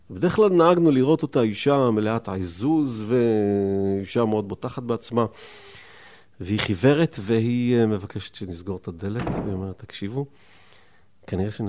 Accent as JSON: {"language": "Hebrew", "town": "Rishon LeZion", "region": "Central District", "country": "Israel", "tie": "born or raised there", "said": "אני אגב לא גדלתי בשכונה הזאת, ההורים שלי היו גרושים, אני גדלתי עם אבא שלי בראשון לציון"}